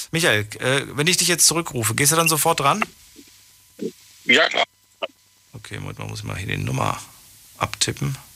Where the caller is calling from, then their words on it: Ramstein, Rhineland-Palatinate, Germany; Ich bin aus Rammstein.